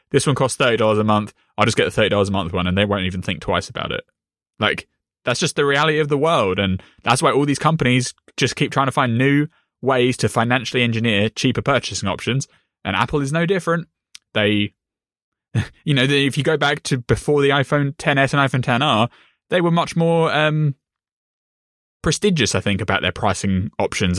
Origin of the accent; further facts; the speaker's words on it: United Kingdom; me as a British person